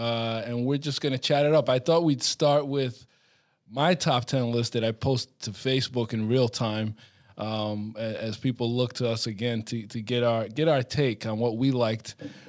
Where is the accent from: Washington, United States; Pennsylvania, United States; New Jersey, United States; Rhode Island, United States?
Rhode Island, United States; Providence; I grew up in Providence